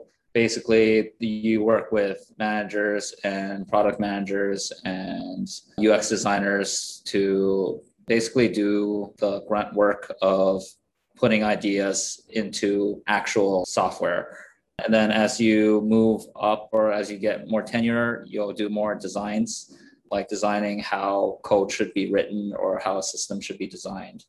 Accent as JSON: {"language": "English", "town": "Toronto", "region": "Ontario", "country": "Canada", "tie": "born or raised there", "also_born_or_lived": "Kingston, Canada / Vancouver, Canada", "moved": "as an adult", "said": "I grew up in Toronto"}